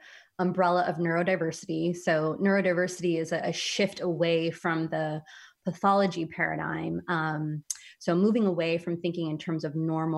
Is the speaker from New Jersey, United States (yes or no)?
no; San Francisco, California, United States; moved away as an adult; I grew up in San Francisco